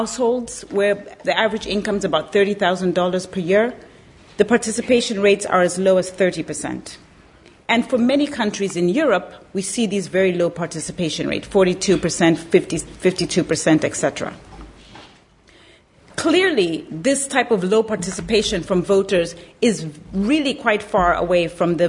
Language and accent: English; Zambia; moved away; I was born and raised in Zambia, Southern Africa, one of the poorest countries in the world.